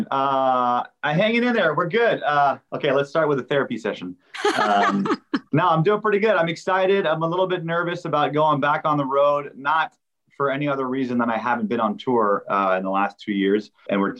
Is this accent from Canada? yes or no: yes; Montreal, Quebec, Canada; now in California, United States; Yeah, I'm, I'm from Montreal